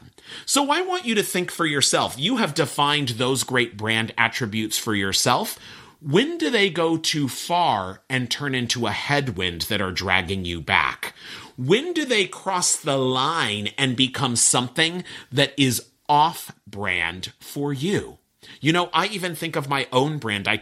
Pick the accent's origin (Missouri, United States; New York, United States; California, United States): California, United States; Pasadena; my years growing up in Pasadena